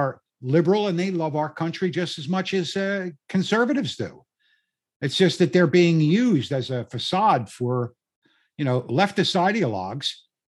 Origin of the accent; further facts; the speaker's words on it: Philadelphia, Pennsylvania, United States; accent: South Philly; I don't know if you can hear my South Philly accent